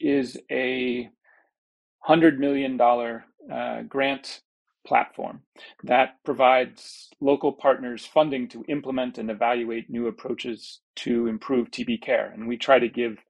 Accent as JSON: {"language": "English", "town": "New York City", "region": "New York", "country": "United States", "also_born_or_lived": "Peru / Atlanta / Guatemala", "moved": "as an adult", "lives_now": "Geneva, Switzerland", "said": "I'm from New York City originally, but I've been living in Geneva for for over a decade now"}